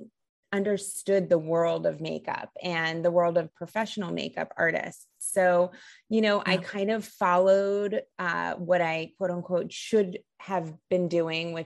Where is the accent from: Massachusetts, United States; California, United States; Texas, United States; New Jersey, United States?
New Jersey, United States; I'm from the East Coast. I'm from New Jersey, and growing up in the 90s